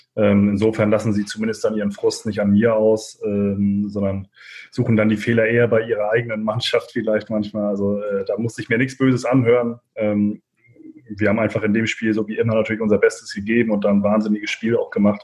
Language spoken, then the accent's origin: German; Kiel, Schleswig-Holstein, Germany; also born or lived in Preetz; in Preetz bin ich tatsächlich auch nur geboren. Also vom, vom zweiten Lebenstag an habe ich dann in Kiel gewohnt